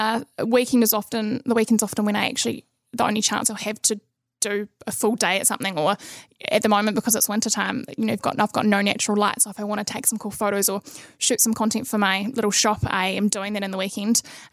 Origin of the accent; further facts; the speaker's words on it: Nelson, New Zealand; also born or lived in Christchurch; Yeah, so I was born in Christchurch, but I grew up in Nelson. Did most of my schooling there